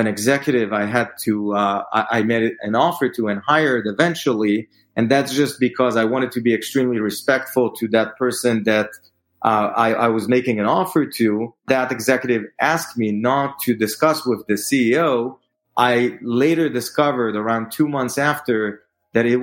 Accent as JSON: {"language": "English", "country": "Israel", "moved": "as an adult", "lives_now": "New York, United States", "said": "I am originally from Israel. I moved here to New York as part of Bizbo's growth"}